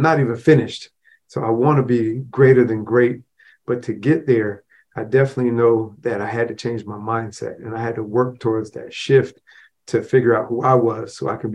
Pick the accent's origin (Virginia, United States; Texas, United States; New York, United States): New York, United States; Rochester; I grew up in the projects within Rochester, New York.